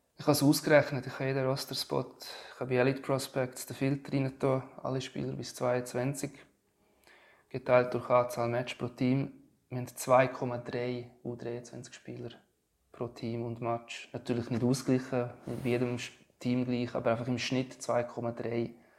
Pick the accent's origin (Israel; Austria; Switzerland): Switzerland; bei uns in der Schweiz